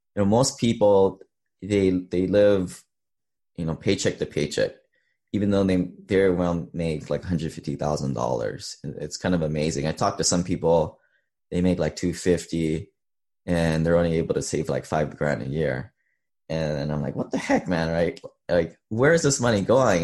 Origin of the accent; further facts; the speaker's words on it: Hawaii, United States; moved away as an adult; also born or lived in Seattle; I grew up in Hawaii